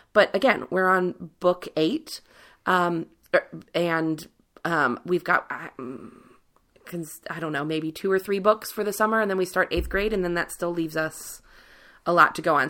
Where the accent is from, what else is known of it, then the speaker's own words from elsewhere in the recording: Cincinnati, Ohio, United States; I grew up in Cincinnati, right above the Mason-Dixon line